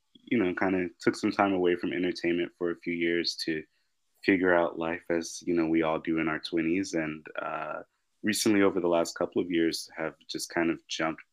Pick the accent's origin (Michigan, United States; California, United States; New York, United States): California, United States; Los Angeles; I'm actually one of the rare people in the entertainment industry that grew up in LA.